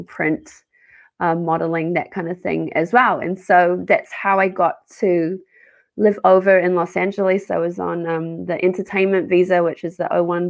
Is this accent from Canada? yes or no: no; Auckland, New Zealand; moved away as an adult; also born or lived in Australia / Whangaruru, New Zealand; now in Burbank, United States; So I grew up in Auckland. I was born in Auckland there and was raised there.